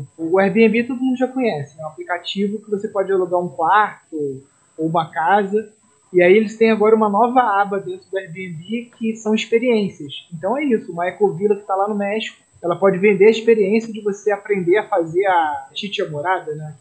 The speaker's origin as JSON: {"language": "Portuguese", "country": "Brazil", "said": "nós acima de tudo, somos brasileiros"}